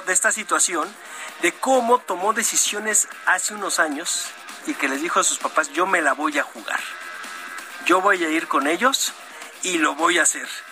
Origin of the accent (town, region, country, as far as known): Mexico